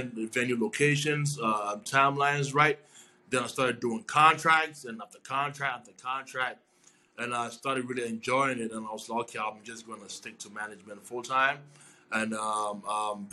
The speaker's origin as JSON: {"language": "English", "country": "Ghana", "moved": "as an adult", "lives_now": "New York, United States", "said": "I'm originally from Ghana. I moved to New York about 7 years ago"}